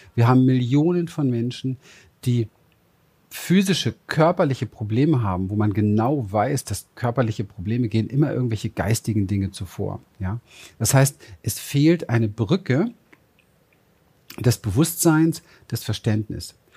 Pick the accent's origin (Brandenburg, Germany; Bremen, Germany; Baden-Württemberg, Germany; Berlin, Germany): Berlin, Germany; ich bin in Berlin aufgewachsen, im Hinterhof